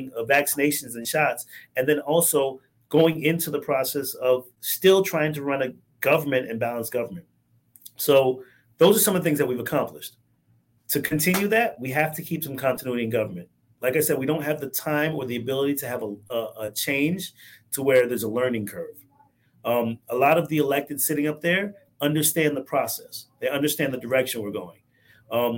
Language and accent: English; Riviera Beach, Florida, United States; also born or lived in Bronx, New York; My family moved down here when we were 4 years old